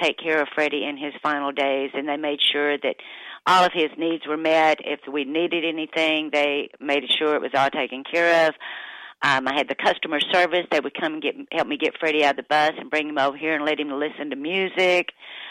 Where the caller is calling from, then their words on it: Perdido Key, Florida, United States; I'm actually calling you from the world famous Florabama, which is it's on the little island called Perdido Key